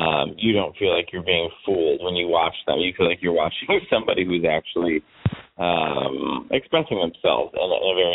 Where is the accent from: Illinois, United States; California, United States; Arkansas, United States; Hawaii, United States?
Illinois, United States; Chicago; now in New York, United States; I'm from Chicago.